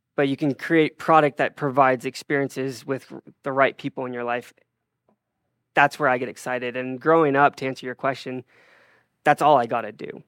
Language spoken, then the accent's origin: English; Draper, Utah, United States; I grew up in Draper, Utah